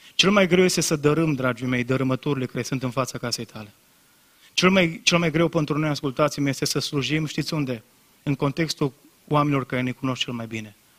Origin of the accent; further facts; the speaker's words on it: Brădet, Bihor County, Romania; m-am prezentat că din Brădet, că mi-era rușine că țăran